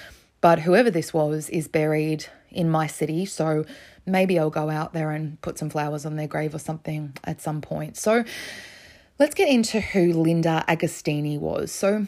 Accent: Australia; I like to occasionally come back to Australia because I have a lot of Australian cases and I am Australian.

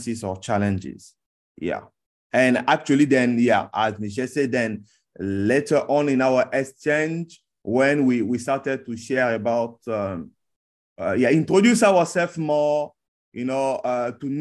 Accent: Republic of the Congo; now in Changsha, China; I'm from Republic of Congo, or the country also it's called sometimes Congo-Brazzaville.

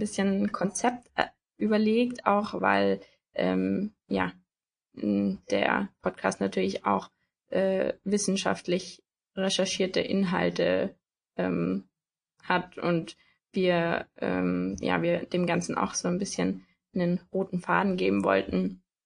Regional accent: Tyrol, Austria; moved away as an adult; now in Germany; ich komme ursprünglich aus Tirol, also ursprünglich aus Österreich auch, wohne aber jetzt in Deutschland

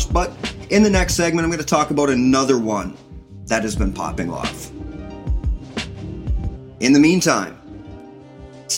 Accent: Canada; I'm Canadian too

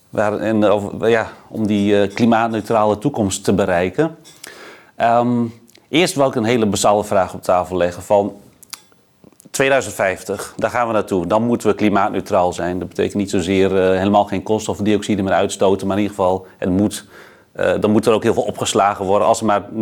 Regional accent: Groningen, Netherlands; Nou ja, ik kom uit Groningen.

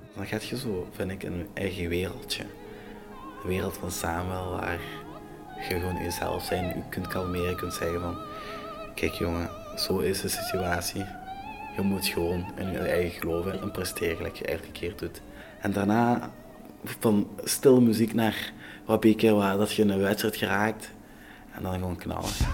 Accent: Togo; Dutch is a second language; now in Belgium; Ik ben geboren in Afrika, in Togo

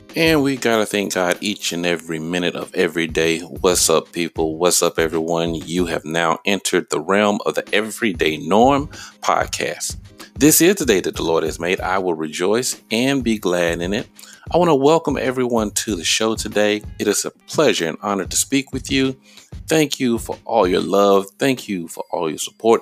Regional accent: Georgia, United States; I lived in Georgia. I've been, lived in Georgia my whole life.

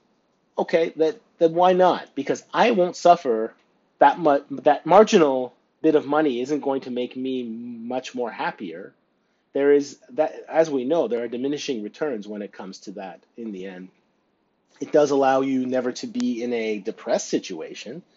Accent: near Stratford, Ontario, Canada; now in Northumberland County, Canada; close to my hometown, especially in Stratford, for example, and then close to where I live now in Northumberland County

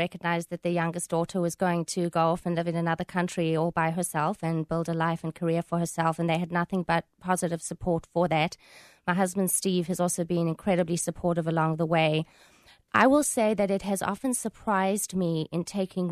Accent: South Africa; moved away as an adult; now in United States; from my accent, I'm not exactly from around here. I grew up in South Africa

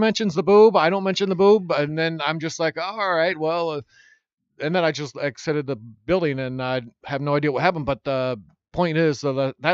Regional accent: Iowa, United States; moved away; also born or lived in Oregon / Los Angeles; I'm from Iowa.

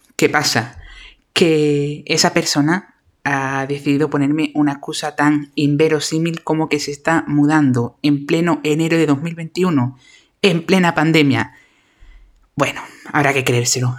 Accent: Andalusia, Spain; accent: Andalusian; mi maravilloso acento andaluz

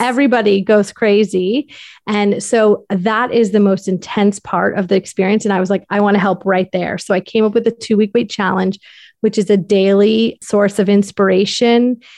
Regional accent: Darien, Connecticut, United States; moved away as an adult; also born or lived in New York City / South Carolina; I am from Darien, Connecticut

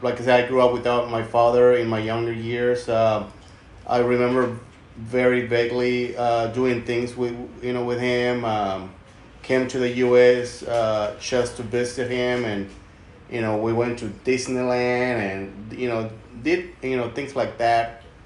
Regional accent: Mexico; Most of the time he lived in the U.S. and my mother and my two other siblings, we grew up in Mexico.

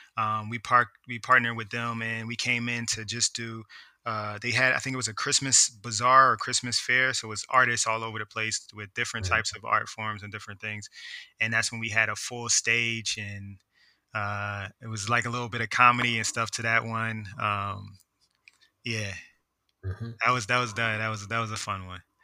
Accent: Philadelphia, Pennsylvania, United States; moved away as an adult; now in Washington, D.C. area, United States; growing up in Philly

